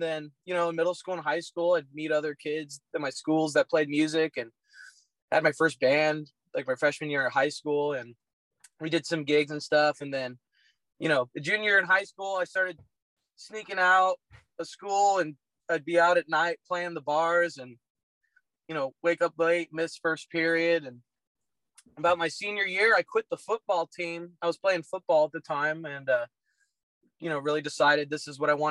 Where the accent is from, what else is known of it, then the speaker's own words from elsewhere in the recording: Roseville, California, United States; I grew up in Roseville, California